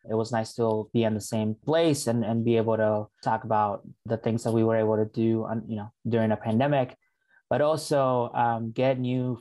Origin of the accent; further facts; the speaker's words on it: Northfield, Minnesota, United States; also born or lived in Mexico; Family's from Mexico. So we moved to Northfield, Minnesota when I was about 11 years old. And depending on who asks, I'll say that I'm from Northfield, Minnesota, because, you know, high school, grew up there